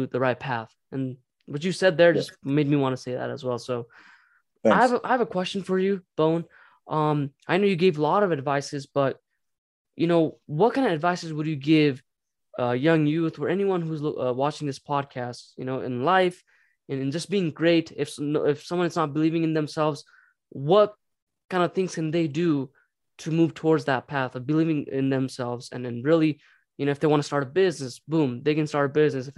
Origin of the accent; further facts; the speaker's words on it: Nepal; moved away; we're from Nepal, you know, and obviously we're refugee when we came here